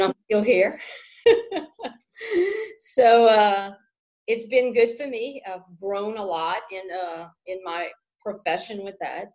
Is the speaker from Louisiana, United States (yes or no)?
yes; Kaplan, Louisiana, United States; also born or lived in Baton Rouge, Louisiana / Shreveport, Louisiana / Lafayette, Louisiana; I grew up in Vermilion Parish. Uh, from Kaplan, Louisiana